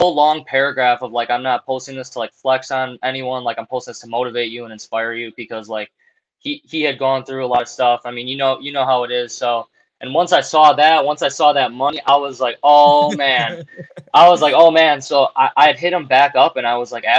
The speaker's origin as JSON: {"language": "English", "region": "Wisconsin", "country": "United States", "said": "I'm from Wisconsin"}